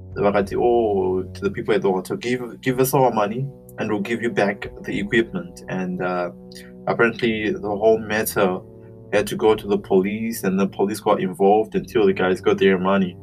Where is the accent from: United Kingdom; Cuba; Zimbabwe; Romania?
Zimbabwe; I was brought up in Zimbabwe